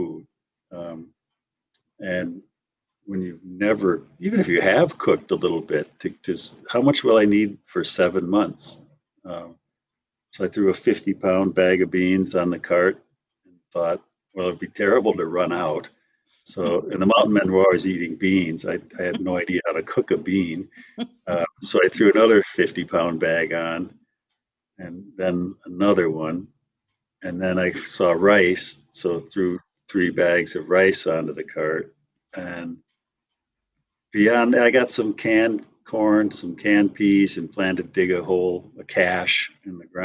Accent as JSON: {"language": "English", "region": "Wisconsin", "country": "United States", "tie": "born or raised there", "also_born_or_lived": "Missoula, Montana", "moved": "yes", "said": "I grew up in Wisconsin."}